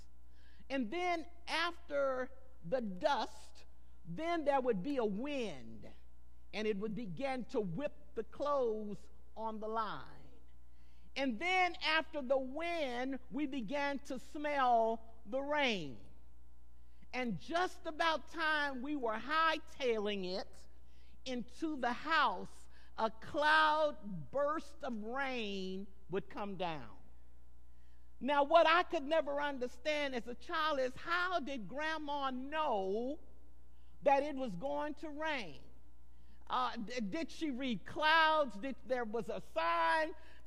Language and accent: English; Goliad, Texas, United States; also born or lived in San Antonio, Texas; I was born in San Antonio, but we moved to Goliad at an early age